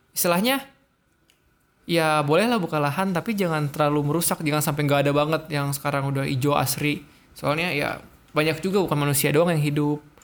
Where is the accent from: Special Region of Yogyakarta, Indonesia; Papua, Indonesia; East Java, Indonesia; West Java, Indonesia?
West Java, Indonesia; Ciamis; itu kampung saya